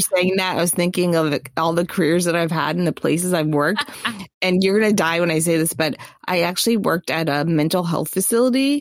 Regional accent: Orlando, Florida, United States; I grew up in Orlando, which meant that one of my first jobs was at Disney World

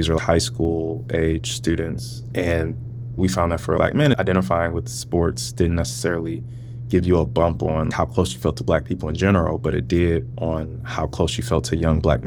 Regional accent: St. Louis, Missouri, United States; moved away as an adult; also born or lived in California; now in Virginia, United States; growing up in St. Louis, was like, I was in majority Black spaces

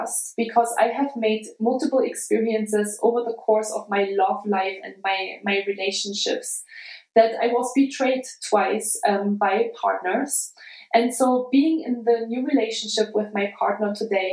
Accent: Germany; now in United States; my hometown, a really small town, an hour south of Leipzig

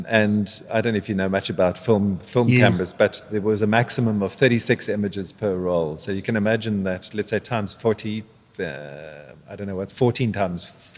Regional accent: South Africa; moved away as an adult; also born or lived in Netherlands; I used to live in South Africa. Well, I lived in South Africa. I was born in South Africa, actually.

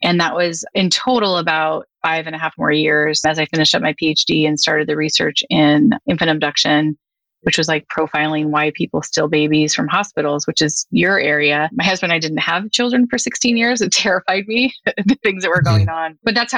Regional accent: Northern California, United States; moved away as an adult; also born or lived in Philadelphia; I grew up in Northern California

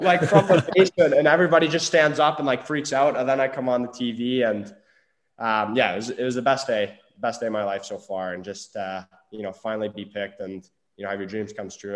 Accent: Peterborough, Ontario, Canada; going into Peterborough, which was, uh, totally unexpected going back to my hometown

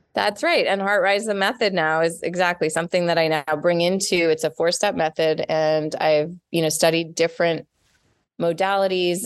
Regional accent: Montreal, Quebec, Canada; accent: Canadian; moved away as an adult; now in Los Angeles, United States; I grew up in Montreal

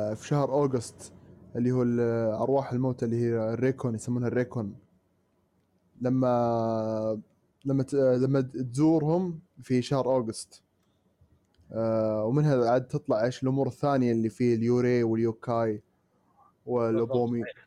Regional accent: Saudi Arabia; عندنا في السعوديه

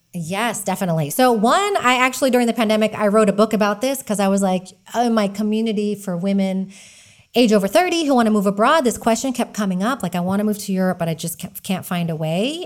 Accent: Texas, United States; moved away as an adult; now in Spain; I am an American. I'm from Texas, living in Spain

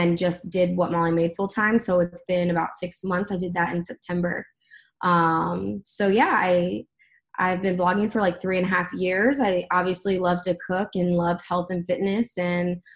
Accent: Akron, Ohio, United States; also born or lived in Columbus, Ohio; I grew up in Akron

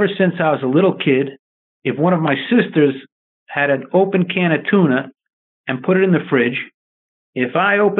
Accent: New York, United States; I grew up in New York

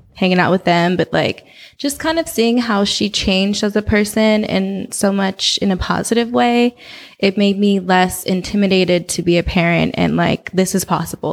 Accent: Oakland, California, United States; moved away as an adult; also born or lived in New Orleans, Louisiana / Los Angeles, California; I grew up in Oakland.

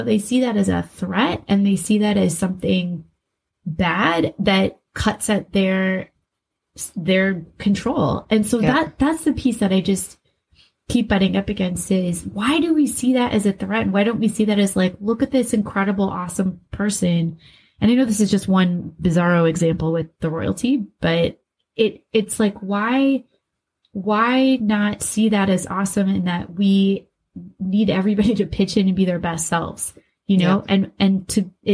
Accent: West Des Moines, Iowa, United States; growing up in West Des Moines, Iowa, you and I both worked at Hy-Vee

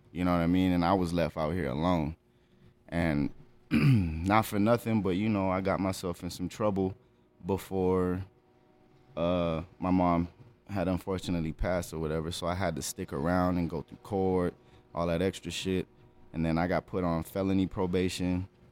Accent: El Paso, Texas, United States; I was born here in El Paso, Texas, April seventh, nineteen eighty-seven

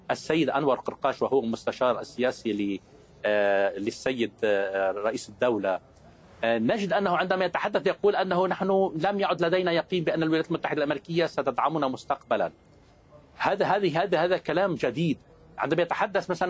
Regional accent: Lebanon; accent: Lebanese; بدي نوه بانه الدكتور احمد عرف انه لهجتي لبنانيه انا بتشكره جدا

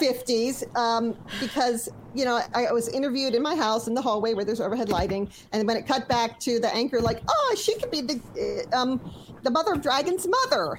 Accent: Louisiana, United States; I'm from Louisiana

